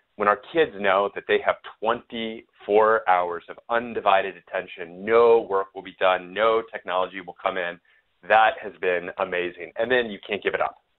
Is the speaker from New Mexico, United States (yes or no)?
yes; New Mexico, United States; now in Austin, United States; I'm from New Mexico, so I'm more of a New Mexican food guy